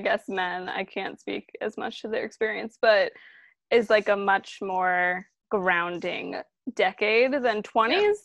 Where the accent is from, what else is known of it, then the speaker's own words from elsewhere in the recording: Maryland, United States; now in New York, United States; I majority grew up in Maryland, though I was born in New York, like north of here